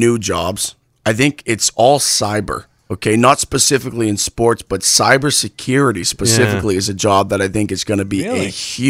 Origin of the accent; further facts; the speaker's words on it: New England, United States; now in Arizona, United States; Obviously, growing up in New England, we're surrounded by these big Boston, New York, all these big markets.